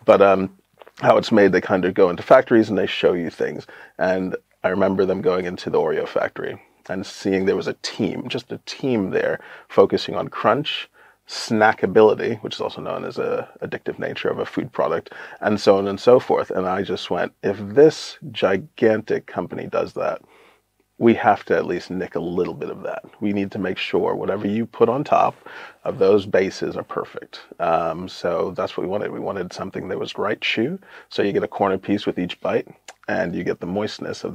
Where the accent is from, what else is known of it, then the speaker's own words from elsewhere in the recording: United States; moved away as an adult; also born or lived in Brooklyn; now in Northampton, United Kingdom; I'm an American